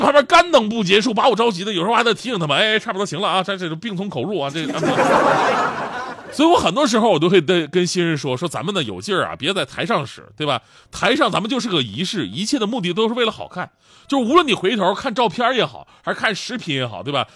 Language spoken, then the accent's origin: Chinese; Northeast China, China; 就作为东北人